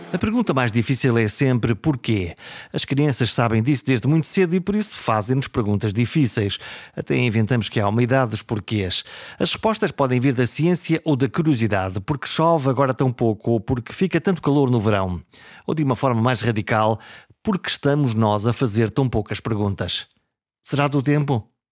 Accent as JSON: {"language": "Portuguese", "area": "coast between Caminha and Porto", "region": "Norte", "country": "Portugal", "tie": "born or raised there", "said": "a zona da minha, da, da, da minha terra, que é a zona eh, entre, entre Caminha e o Porto, toda aquela zona da costa"}